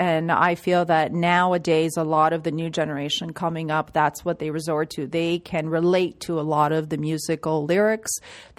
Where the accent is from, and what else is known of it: Toronto, Ontario, Canada; born or raised there